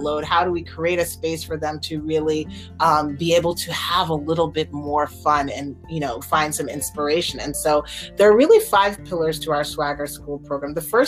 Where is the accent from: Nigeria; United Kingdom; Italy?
Nigeria; as a Nigerian